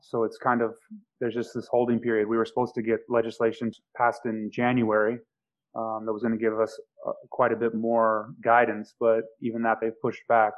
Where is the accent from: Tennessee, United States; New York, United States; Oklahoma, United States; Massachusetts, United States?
Oklahoma, United States; Oklahoma City; moved away as an adult; also born or lived in Kansas / Hawaii; I was coming from Oklahoma City and I lived in a town of 3,000 people in in Kansas